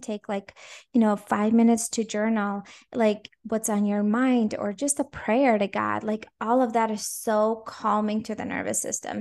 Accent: Latvia; first language Russian; English is a second language; also born or lived in Minnesota, United States; now in Jacksonville, United States; So originally, I was born in Latvia

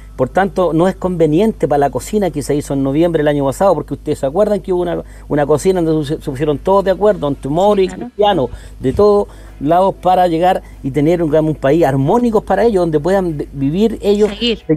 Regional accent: Puente Alto, Santiago Metropolitan Region, Chile; yo soy de Puente Alto

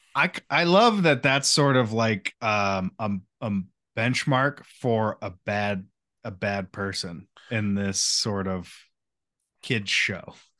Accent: United States; as the American people

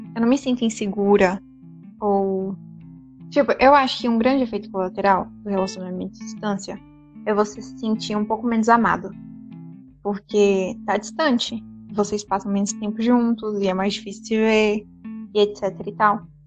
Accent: Brazil; a gente é brasileiro.

